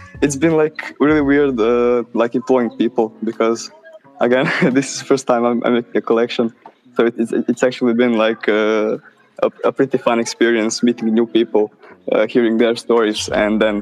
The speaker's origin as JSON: {"language": "English", "country": "Croatia", "said": "I'm from Croatia"}